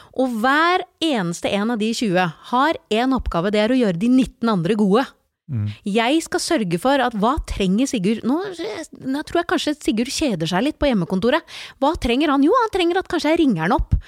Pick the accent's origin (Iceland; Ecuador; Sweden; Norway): Norway; Slemmestad, Buskerud; also born or lived in Porsgrunn; now in Nøtterøy, Norway; Jeg er født i Porsgrunn, vokst opp i Slemmestad, og de siste 25 årene har jeg bodd på Nøtterøy